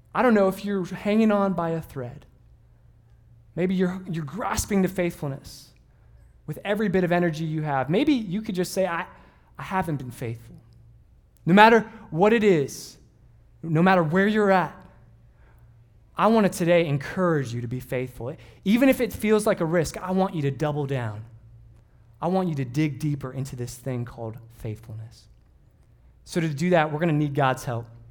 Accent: Southern California, United States; growing up in Southern California

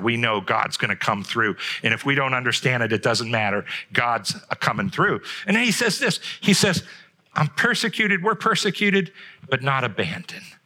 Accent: Trumbull County, Ohio, United States; I grew up here in Trumbull County

